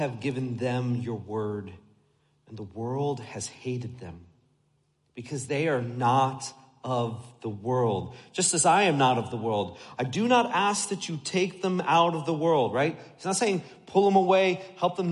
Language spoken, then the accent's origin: English; United States; I grew up just outside New York City